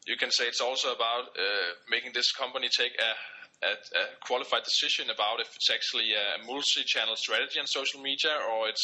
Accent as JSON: {"language": "English", "country": "Denmark", "said": "from Denmark"}